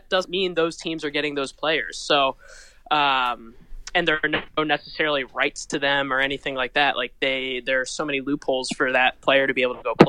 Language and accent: English; Connecticut, United States; I am from Connecticut